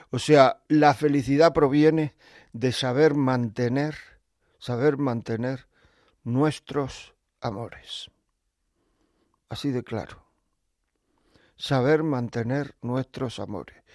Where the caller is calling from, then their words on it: Alicante, Valencian Community, Spain; de Alicante